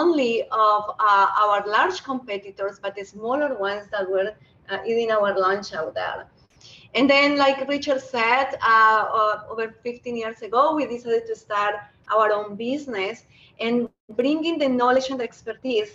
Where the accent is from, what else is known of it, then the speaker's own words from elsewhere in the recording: Colombia; moved away as an adult; now in Canada; I happen to be a Canadian with an accent. I was born in Colombia, where I studied industrial engineering